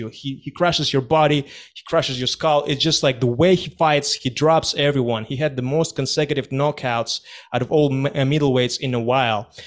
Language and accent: English; Kazakhstan; moved away; I was born and raised in Kazakhstan